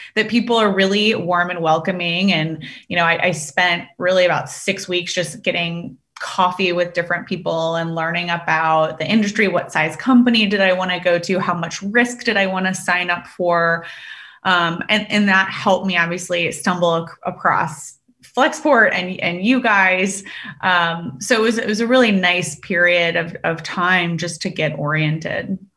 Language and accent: English; Richmond, Virginia, United States; moved away as an adult; also born or lived in China; I'm from Richmond, Virginia